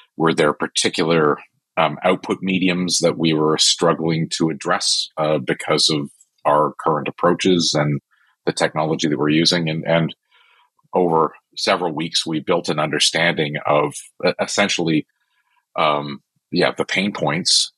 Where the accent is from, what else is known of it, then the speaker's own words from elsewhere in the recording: Canada; I'm am Canadian